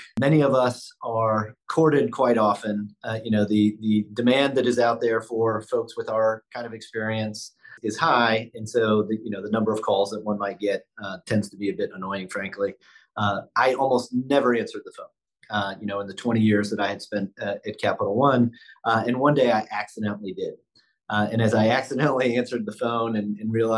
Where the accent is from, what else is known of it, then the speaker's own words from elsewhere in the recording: Midwest, United States; now in Buffalo, United States; I grew up in the Midwest